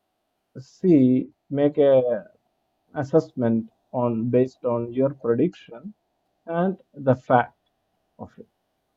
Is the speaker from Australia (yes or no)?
no; India; I'm coming from India and from the cultural setup that we have